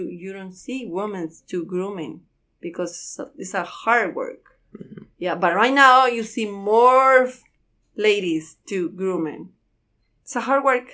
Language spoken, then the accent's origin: English; Santa Rosa, Guatemala; English is a second language; moved away as an adult; now in Louisville, United States; I'm from Santa Rosa, Guatemala